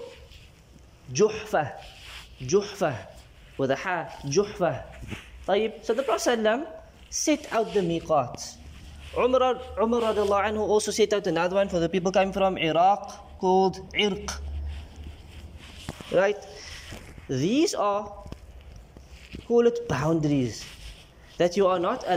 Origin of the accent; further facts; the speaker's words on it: South Africa; we come from South Africa, we don't have a miqat for our country